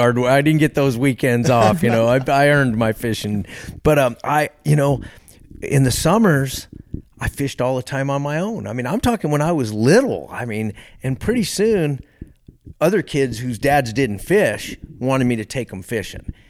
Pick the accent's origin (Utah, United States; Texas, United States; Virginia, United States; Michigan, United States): Texas, United States; now in Alaska, United States; I grew up in Texas